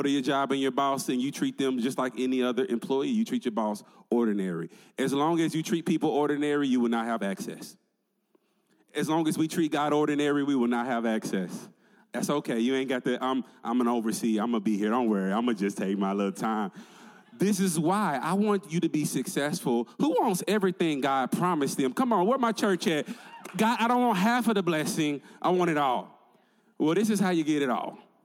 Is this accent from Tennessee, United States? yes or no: yes; Tennessee, United States; moved away; I'm originally from Tennessee